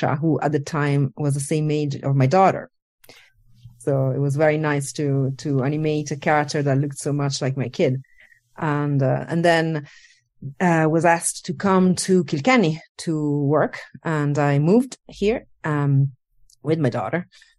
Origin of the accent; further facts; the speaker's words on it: Italy; born there; English is a second language; moved away; I was born in Italy, and I worked across Europe, more or less everywhere.